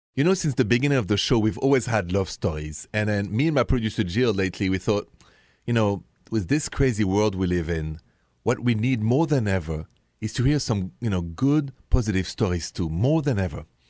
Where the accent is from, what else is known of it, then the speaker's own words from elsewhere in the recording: France; accent: thick French; English is a second language; moved away; my French thick accent